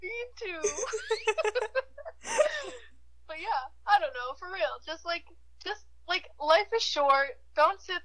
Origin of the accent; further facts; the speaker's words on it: Midland, Ontario, Canada; moved away as an adult; also born or lived in Ottawa; I'm in Midland right now, like, my hometown